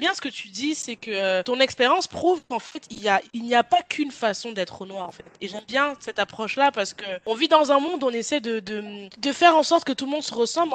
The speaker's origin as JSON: {"language": "French", "country": "France", "said": "je suis française aussi"}